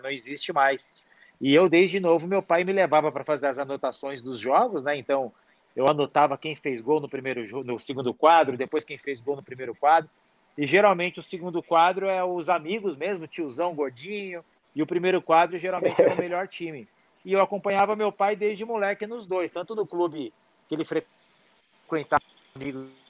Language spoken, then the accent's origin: Portuguese; São Paulo, Brazil; Eu sou da periferia de São Paulo